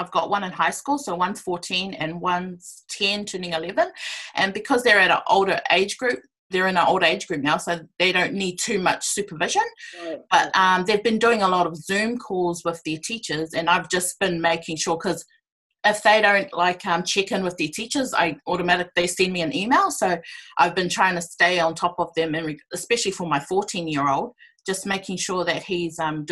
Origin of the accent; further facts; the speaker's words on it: Auckland, New Zealand; also born or lived in Cook Islands (ancestry); I'm from the Cook Islands, born and raised in Auckland, South Auckland, Otara